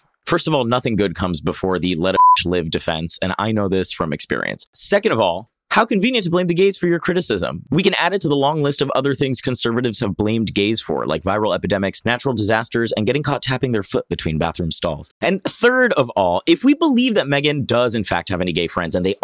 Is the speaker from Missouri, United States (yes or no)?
no; Oviedo, Florida, United States; moved away; I grew up right outside Orlando in a tiny little town called Oviedo